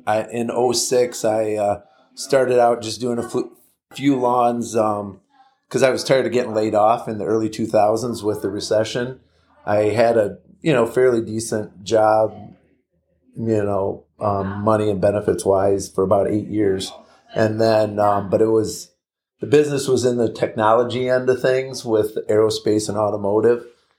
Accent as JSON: {"language": "English", "town": "Ann Arbor", "region": "Michigan", "country": "United States", "said": "Yeah, I'm from the Ann Arbor, Michigan area."}